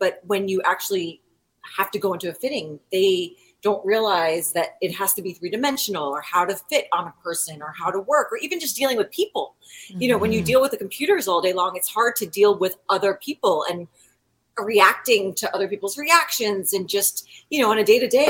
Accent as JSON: {"language": "English", "region": "East Coast", "country": "United States", "moved": "as an adult", "said": "I am from the East Coast"}